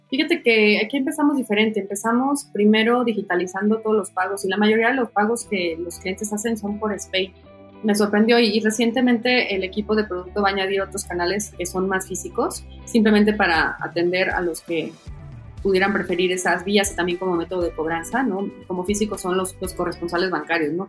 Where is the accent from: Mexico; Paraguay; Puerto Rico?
Mexico; como mexicana